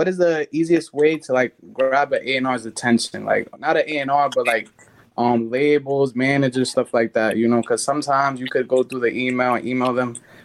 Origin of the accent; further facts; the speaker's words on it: Boston, Massachusetts, United States; now in Miami, United States; I'm from Boston, but I now live here in Miami